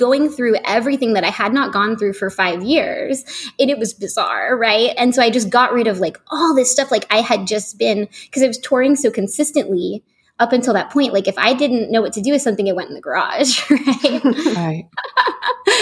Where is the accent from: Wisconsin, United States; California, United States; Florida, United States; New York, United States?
California, United States; San Francisco; moved away as an adult; also born or lived in Los Angeles; now in San Francisco, United States; I'm from San Francisco and my family is still here